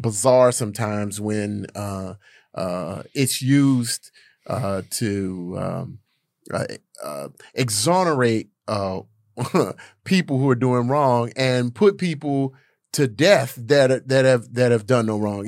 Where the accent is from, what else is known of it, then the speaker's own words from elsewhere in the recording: Gary, Indiana, United States; I'm from Gary, Indiana